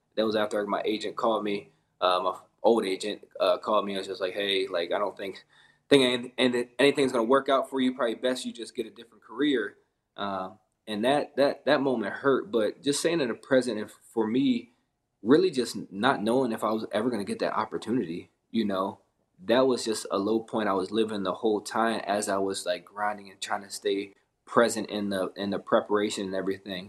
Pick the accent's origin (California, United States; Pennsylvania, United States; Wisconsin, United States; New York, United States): Pennsylvania, United States; also born or lived in Essex, Maryland; majority of my life, I grew up in Pennsylvania, but I started out near uh, Baltimore area down in um, Essex area. So it was probably about the fifth grade we moved up to PA